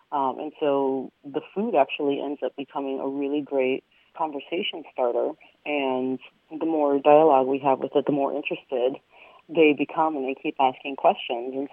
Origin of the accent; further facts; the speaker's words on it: Venezuela; born there; I'm actually an Andean native from South America. I was born in Venezuela